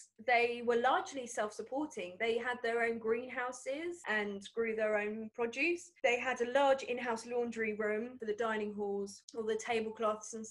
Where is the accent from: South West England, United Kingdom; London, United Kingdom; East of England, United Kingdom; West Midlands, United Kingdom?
East of England, United Kingdom; Southend-on-Sea; in my hometown